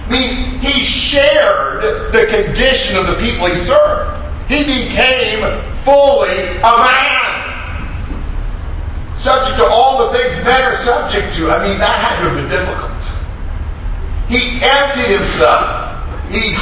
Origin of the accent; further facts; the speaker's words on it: United States; moved away as an adult; now in Brazil; I grew up here, I'm American